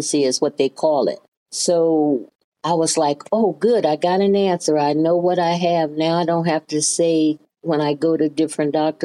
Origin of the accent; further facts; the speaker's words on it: Birmingham, Alabama, United States; moved away as an adult; now in Ohio, United States; I was born in Birmingham, Alabama